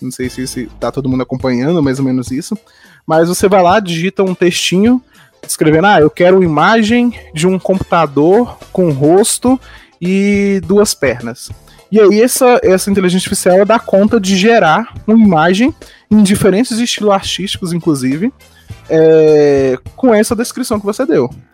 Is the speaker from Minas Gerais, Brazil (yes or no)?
yes; Araxá, Minas Gerais, Brazil; also born or lived in Janaúba, Minas Gerais; eu sou natural de Janaúba, lá no norte de Minas, é, só que eu mudei bem novo para para Araxá, uma cidade lá no Triângulo Mineiro